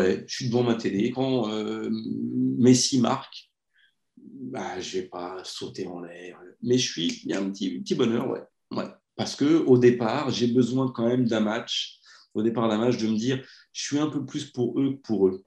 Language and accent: French; France; Je suis français